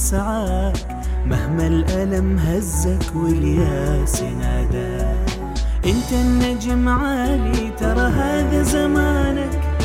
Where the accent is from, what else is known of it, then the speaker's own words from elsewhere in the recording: Saudi Arabia; نثق في قدراتنا كسعوديين